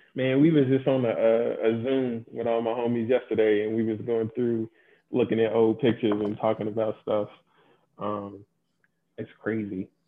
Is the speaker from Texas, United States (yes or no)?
no; Louisville, Kentucky, United States; born or raised there; moved away